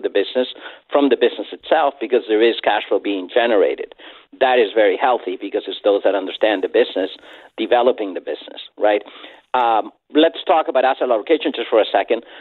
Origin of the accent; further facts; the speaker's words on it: Chile; I'm from Latin America. I'm from Chile.